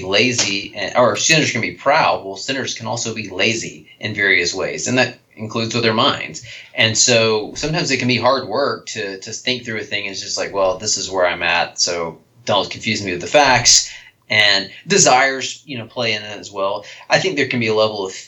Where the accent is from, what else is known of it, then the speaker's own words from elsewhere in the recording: United States; I am an American